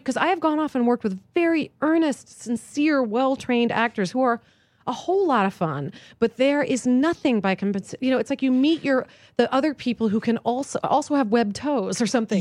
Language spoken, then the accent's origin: English; East Coast, United States; moved away; I grew up on the East Coast